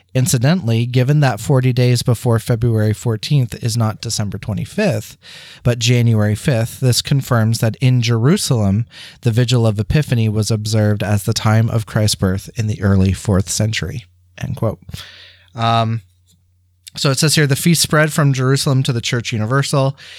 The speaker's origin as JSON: {"language": "English", "town": "St. Thomas", "region": "Ontario", "country": "Canada", "tie": "born or raised there", "said": "in St. Thomas at Holy Angels, where I received all of my sacraments"}